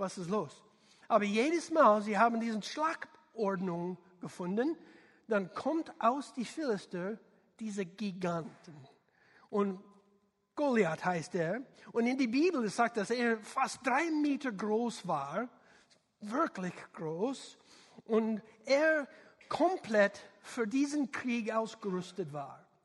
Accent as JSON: {"language": "German", "country": "United States", "second_language": "German", "said": "man merkt, ich bin äh, Amerikaner, nicht ein deutschsprachiger äh, Kerl."}